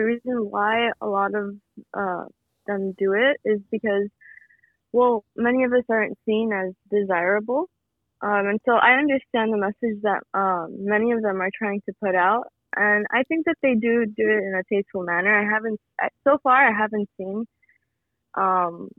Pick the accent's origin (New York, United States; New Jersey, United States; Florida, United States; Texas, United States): Florida, United States; Miami; I was born and raised here in Miami, Florida.